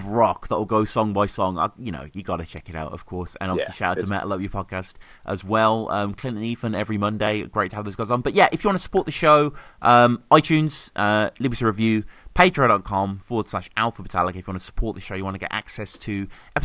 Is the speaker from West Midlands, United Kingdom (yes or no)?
yes; Birmingham, West Midlands, United Kingdom; Birmingham, my hometown.